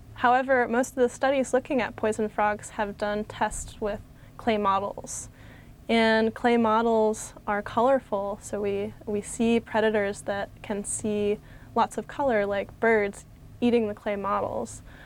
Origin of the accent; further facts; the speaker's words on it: Connecticut, United States; I grew up in Connecticut